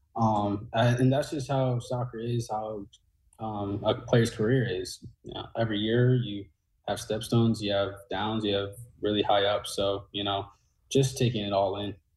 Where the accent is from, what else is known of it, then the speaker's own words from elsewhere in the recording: New Jersey, United States; now in St. Louis, United States; I'm from Jersey